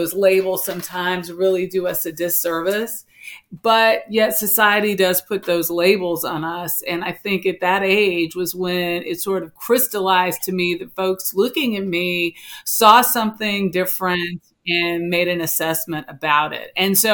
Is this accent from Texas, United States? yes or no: no; Los Angeles, California, United States; moved away as an adult; also born or lived in Washington, D.C.; I grew up in South Central Los Angeles with my grandmother